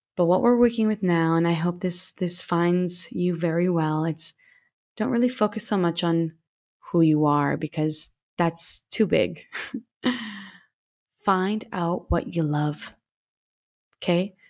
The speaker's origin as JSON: {"language": "English", "country": "Canada", "tie": "born or raised there", "moved": "as an adult", "said": "I just stayed in one city for seven years after leaving my hometown, of course, in Canada"}